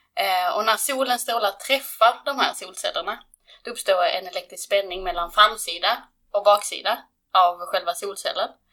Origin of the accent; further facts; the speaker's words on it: Skåne, Sweden; moved away as an adult; now in Stockholm, Sweden; jag är från Skåne, eh, mitt i Skåne